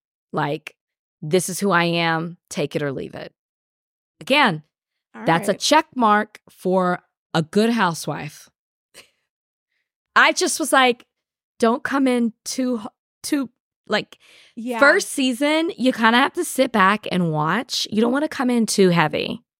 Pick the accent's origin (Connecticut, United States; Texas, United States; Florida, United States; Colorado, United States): Texas, United States; I'm from Texas. So we say that all the time.